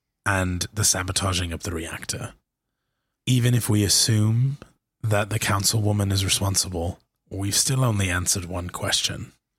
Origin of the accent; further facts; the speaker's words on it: Cairo, Cairo Governorate, Egypt; also born or lived in Pittsburgh; I grew up in Cairo, right? Mm-hmm. I went to school in the States in a big city in Pittsburgh.